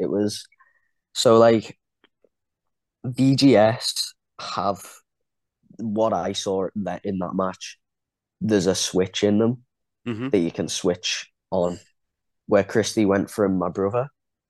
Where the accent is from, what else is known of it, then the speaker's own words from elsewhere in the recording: Liverpool, North West England, United Kingdom; I've got a lot of patriotism towards Ireland. I mean, I was born in Liverpool